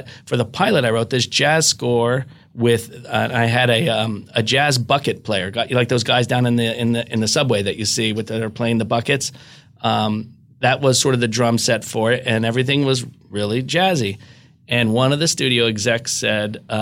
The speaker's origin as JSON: {"language": "English", "area": "outside of Philadelphia", "region": "Pennsylvania", "country": "United States", "tie": "born or raised there", "said": "I grew up outside of Philadelphia"}